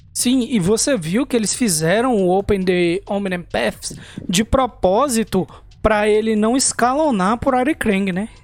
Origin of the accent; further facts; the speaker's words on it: Brazil; a gente é brasileiro